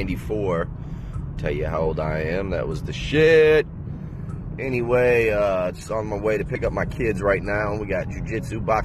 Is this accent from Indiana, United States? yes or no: yes; South Bend, Indiana, United States; I'm from South Bend, Indiana